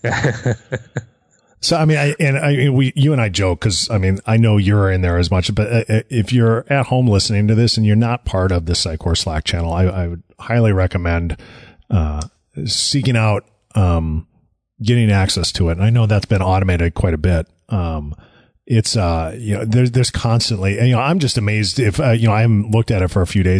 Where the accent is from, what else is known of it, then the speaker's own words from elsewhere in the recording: United States; we're Americans. We're very American centric